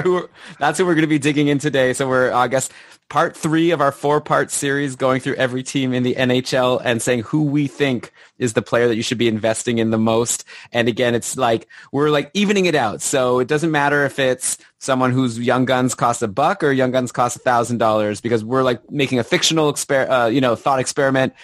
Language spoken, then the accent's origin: English; Canada; as a Canadian